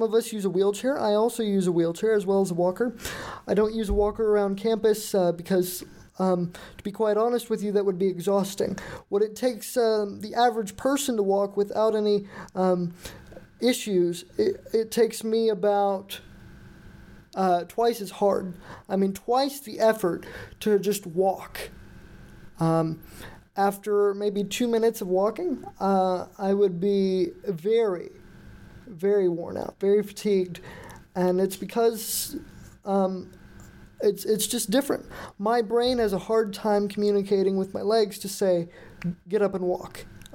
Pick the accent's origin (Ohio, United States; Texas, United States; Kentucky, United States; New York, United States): Texas, United States; Houston; moved away; I was born on June 28th, 1997, in Houston, Texas